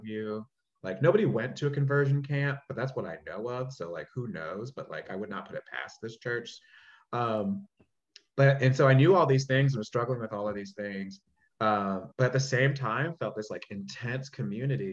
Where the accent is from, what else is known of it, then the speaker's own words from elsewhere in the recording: Charlotte, North Carolina, United States; that's the space that I grew up in at this church in Charlotte. So I'm from Charlotte, North Carolina